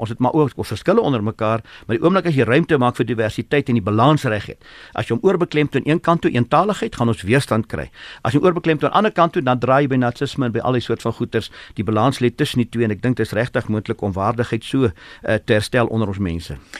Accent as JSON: {"language": "Afrikaans", "country": "South Africa", "said": "Ek is 'n Suid-Afrikaner"}